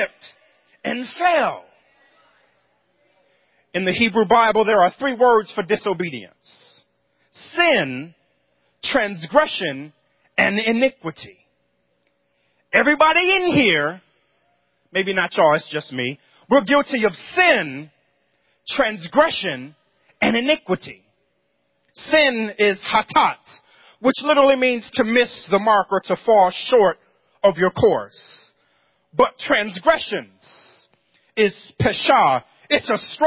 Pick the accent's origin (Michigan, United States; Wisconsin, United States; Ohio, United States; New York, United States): New York, United States; Growing up in New York